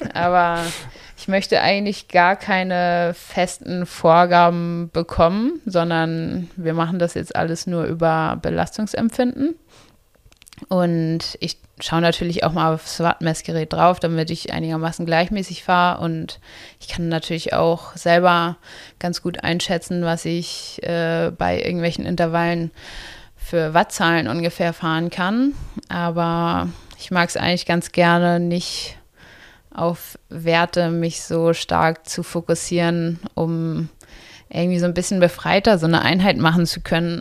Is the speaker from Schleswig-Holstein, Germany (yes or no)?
yes; Itzehoe, Schleswig-Holstein, Germany; now in Potsdam, Germany; Also ich komme ja aus Itzehoe